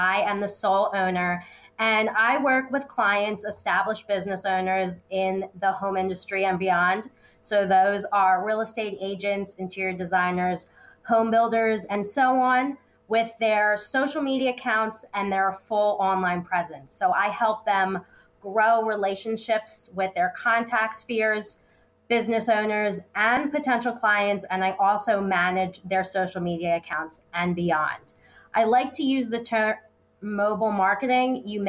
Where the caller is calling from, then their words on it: Philadelphia, Pennsylvania, United States; I'm coming from Philadelphia, so it's been a cold winter.